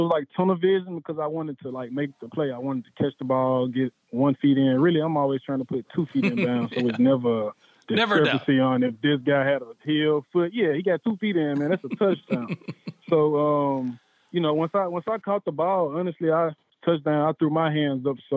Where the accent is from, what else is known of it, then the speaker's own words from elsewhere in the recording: Memphis, Tennessee, United States; I'm from Memphis